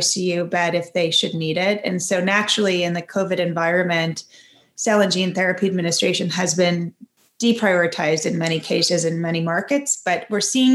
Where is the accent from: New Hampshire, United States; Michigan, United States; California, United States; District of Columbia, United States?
District of Columbia, United States; Washington; I grew up in Washington, D.C., inside the Beltway